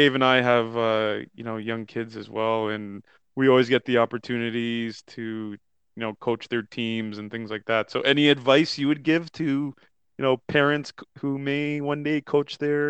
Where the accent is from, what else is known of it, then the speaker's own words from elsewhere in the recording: Canada; hockey is the more popular sport being a Canadian